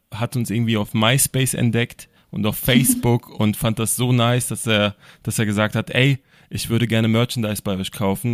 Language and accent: German; Berlin, Germany; ich komme aus Berlin